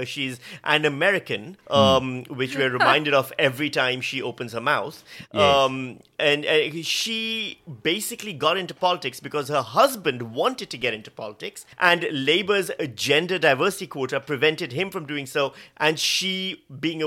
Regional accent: Pakistan; also born or lived in Victoria, Australia / Western Australia; now in Australia; I'm from Pakistan

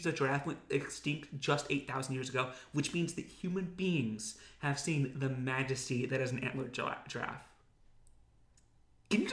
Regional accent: Utah, United States; I grew up in Utah

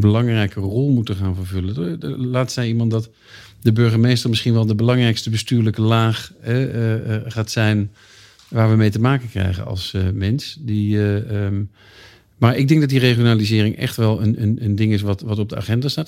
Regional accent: Eindhoven, North Brabant, Netherlands; moved away as an adult; also born or lived in Leiden; ik kom uit Eindhoven. Toen ik in 1989 ging studeren in Leiden

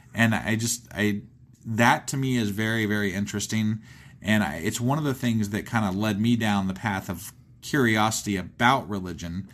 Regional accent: Ohio, United States; I'm from Ohio

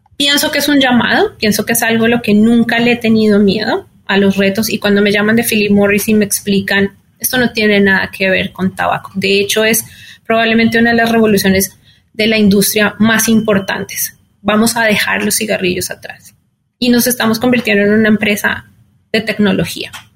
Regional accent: Colombia; moved away as an adult; also born or lived in Mexico City; now in New York, United States; soy colombiana

